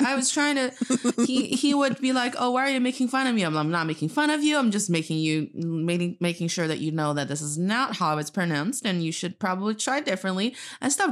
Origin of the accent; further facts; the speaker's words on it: Northeast China, China; English is a second language; also born or lived in Charlotte, United States; now in Beijing, China; I am from the northeast part of China, and I'm speaking to you from Beijing, China.